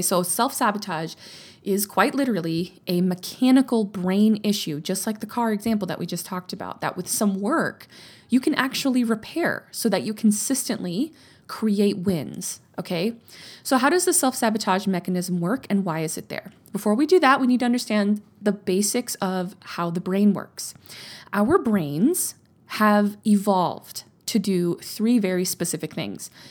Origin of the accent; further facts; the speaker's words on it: Louisiana, United States; now in Texas, United States; I grew up in Louisiana.